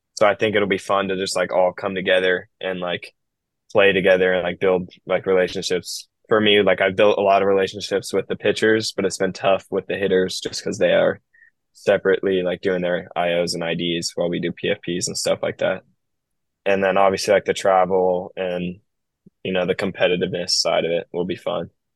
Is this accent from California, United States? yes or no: yes; Bay Area, California, United States; I'm from the Bay Area